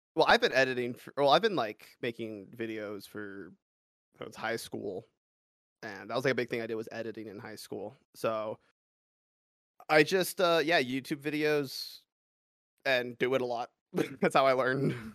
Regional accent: Los Angeles, California, United States; moved away as an adult; now in Colorado, United States; I grew up in California in, like, the suburbs of Los Angeles for my entire life

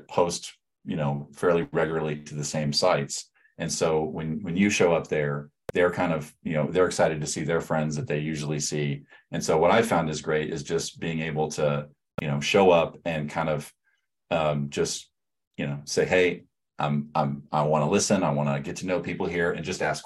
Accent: Florida, United States; moved away as an adult; also born or lived in Alabama; now in Omaha, United States; I'm from Florida

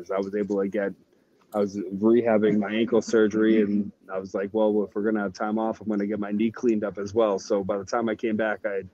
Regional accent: New England, United States; I grew up in New England

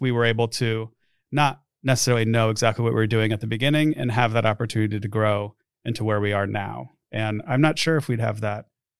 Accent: Omaha, Nebraska, United States; And as far as Omaha, I grew up here in Omaha. So I went to school in Lincoln, only an hour away. I've never lived anywhere else besides Nebraska.

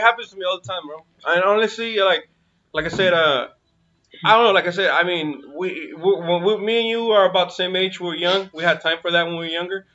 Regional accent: Sacramento, California, United States; also born or lived in 530 area code, Northern California; I'm originally from Sacramento

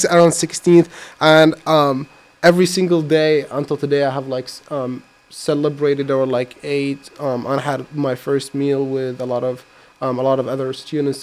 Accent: Iraq; now in United States; I come from Iraq.

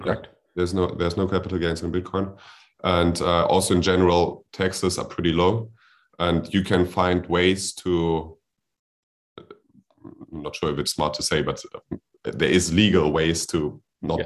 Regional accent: Germany; I'm from Germany

